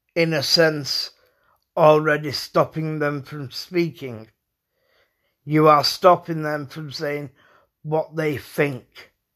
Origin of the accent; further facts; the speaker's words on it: United Kingdom; I was brought up in the United Kingdom.